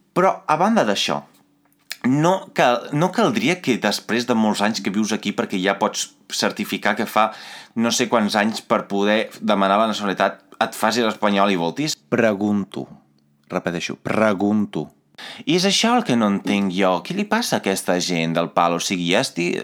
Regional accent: Italy; Catalan is a second language; moved away as an adult; now in Catalonia, Spain; jo, com a italià, que vaig venir aquí

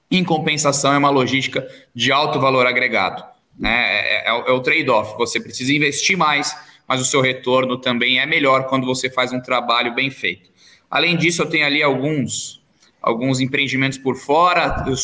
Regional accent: São José dos Campos, São Paulo, Brazil; sou natural de São José dos Campos, hoje eu tenho 33 anos.

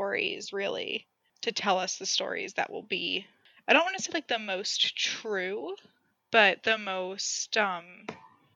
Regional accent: Mamaroneck, New York, United States; I grew up in the Mamaroneck

